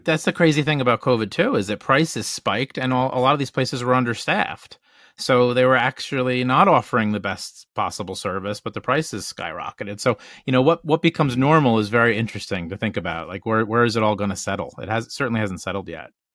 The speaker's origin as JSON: {"language": "English", "region": "Northeast", "country": "United States", "said": "we're from the Northeast"}